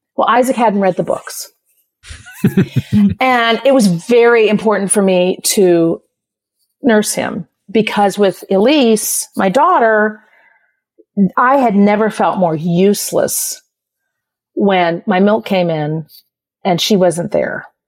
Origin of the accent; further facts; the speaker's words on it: South Bend, Indiana, United States; I was born in South Bend, Indiana